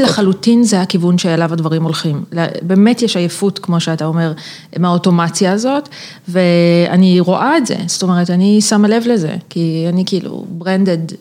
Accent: Israel; accent: Israeli; יש לי מבטא ישראלי אה, מגעיל

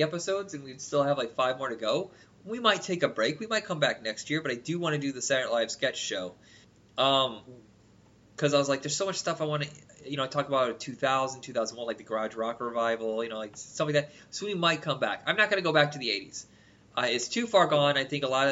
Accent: Indiana, United States; I'm from Indiana

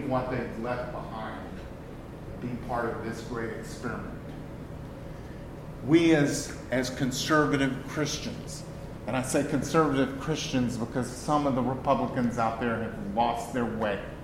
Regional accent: Texas, United States; I am a Texan first

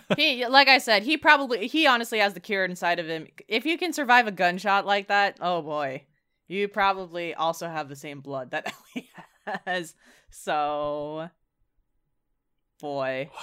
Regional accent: San Francisco Bay Area, California, United States; we're from the San Francisco Bay Area, so it's pretty liberal.

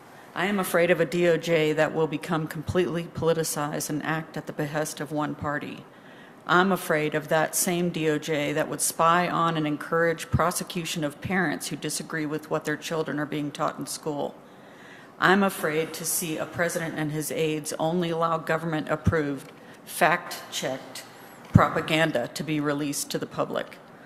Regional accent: Shepherd, Montana, United States; I'm from Shepherd.

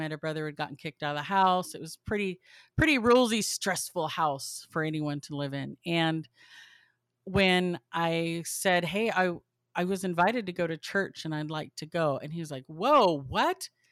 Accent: Southern California, United States; I grew up in Southern California

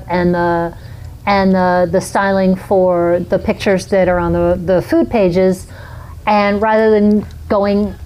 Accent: New York, United States; moved away; I grew up in New York

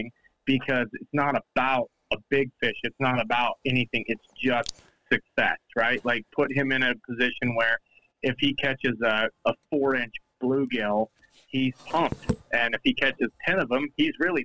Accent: Utah, United States; when I was growing up in Utah

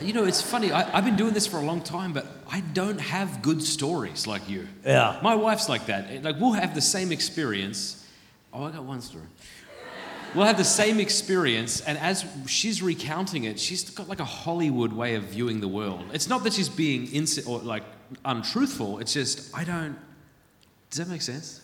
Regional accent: South Australia, Australia; moved away; also born or lived in Sydney; I was born in Ryde Hospital. And uh, my dad was in the Navy. We went back to South Australia, grew up there

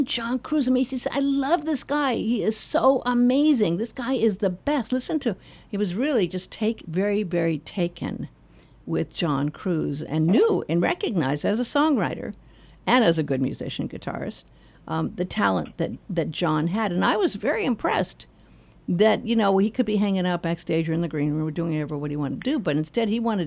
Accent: Los Angeles, California, United States; I was raised in Hollywood.

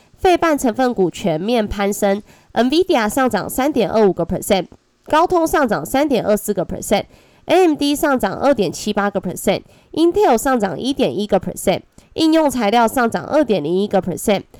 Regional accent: Taiwan; accent: Taiwanese Mandarin; 我是台湾国语界最正的俏妞

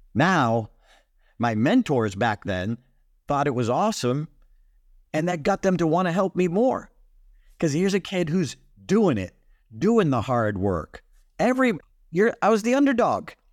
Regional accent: Boston, Massachusetts, United States; I come from Boston, we call it times

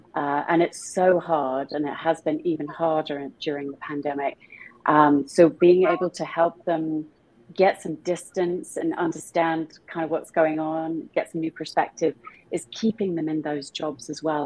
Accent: small town near Stratford-upon-Avon, middle of England, West Midlands, United Kingdom; accent: British; moved away; also born or lived in London; I was born in a very small town in the middle of England, not far away from where Shakespeare was born

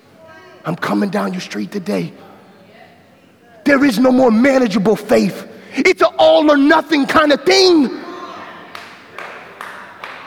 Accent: Mobile, Alabama, United States; moved away as an adult; I came from John L. LaFleur Magnet School, which is a public school in Mobile, Alabama.

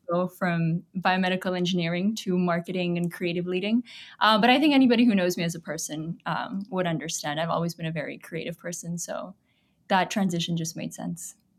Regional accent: Toronto, Ontario, Canada; also born or lived in Pakistan; I came to Canada when I was about eight. I'd say I was raised in Canada, in Toronto.

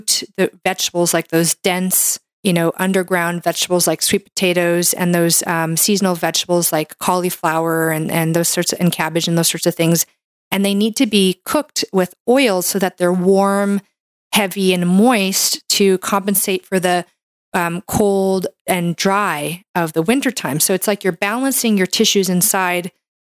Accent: Canada; I'm a Canadian medical doctor

